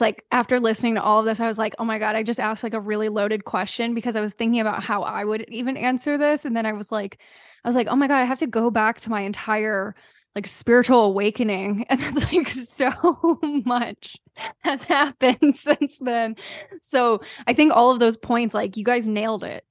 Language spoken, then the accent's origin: English; the South, United States; myself growing up in the South